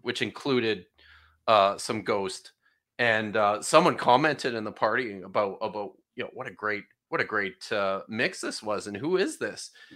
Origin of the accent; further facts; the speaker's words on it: Canada; moved away as an adult; also born or lived in United Kingdom / Norway; I grew up in Canada.